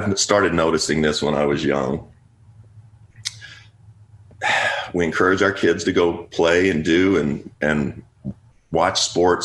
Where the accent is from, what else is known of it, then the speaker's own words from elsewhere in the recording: Kentucky, United States; I grew up in Kentucky.